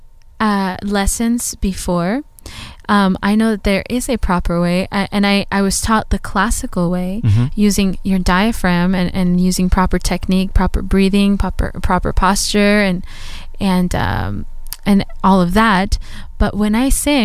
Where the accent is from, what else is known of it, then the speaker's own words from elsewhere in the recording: Anaheim, California, United States; Growing up in Anaheim